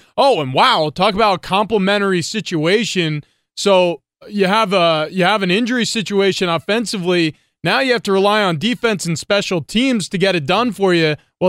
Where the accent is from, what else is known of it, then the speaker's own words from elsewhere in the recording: New York, United States; moved away as an adult; growing up in New York.